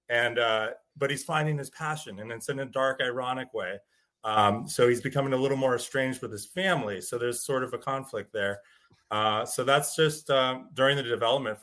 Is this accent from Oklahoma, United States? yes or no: no; Northern California wine country, United States; I grew up in Northern California in the wine country